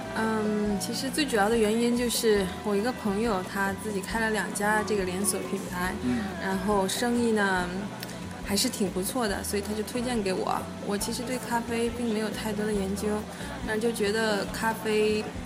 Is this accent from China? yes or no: yes; China; now in Australia; 我是中国人